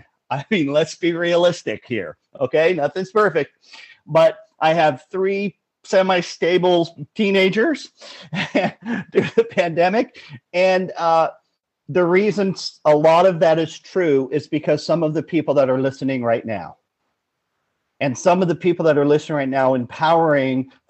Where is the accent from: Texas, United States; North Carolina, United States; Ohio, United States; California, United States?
California, United States; Los Angeles; Born and raised in Los Angeles.